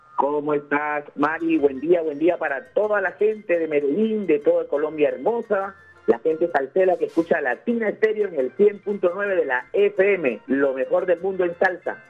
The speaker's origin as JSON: {"language": "Spanish", "country": "Peru", "said": "yo soy peruano Amo mucho, mucho, mucho mi país"}